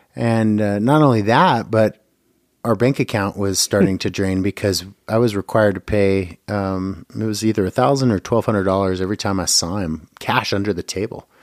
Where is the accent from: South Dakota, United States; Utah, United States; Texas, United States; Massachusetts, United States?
Utah, United States; Bountiful; also born or lived in California; now in Boise, Idaho, United States; originally born in California, but I grew up in Bountiful, Utah